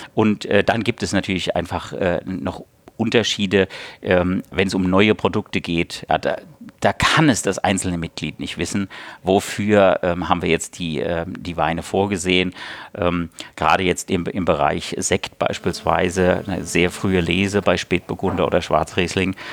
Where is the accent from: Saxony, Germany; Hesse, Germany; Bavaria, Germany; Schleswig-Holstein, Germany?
Hesse, Germany; moved away; also born or lived in Lauffen am Neckar, Baden-Württemberg; ich bin Hesse von Geburt